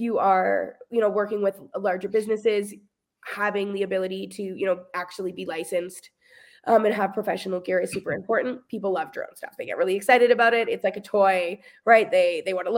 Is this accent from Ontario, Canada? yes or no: yes; Hamilton, Ontario, Canada; also born or lived in Kingston, Ontario; now in Burlington, Canada; I grew up in a really rural situation, in a beautiful, beautiful home with my lovely family. But when I was 18, I like could not get as far away as possible kind of thing in a quick enough time. So I moved from Hamilton to Kingston